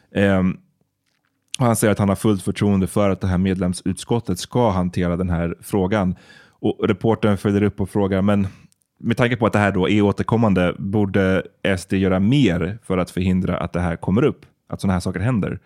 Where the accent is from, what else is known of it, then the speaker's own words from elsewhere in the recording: Sweden; som barn i Sverige.